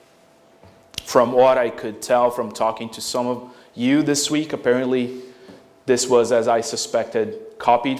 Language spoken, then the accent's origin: English; Brazil; moved away; growing up in Brazil in the early 90s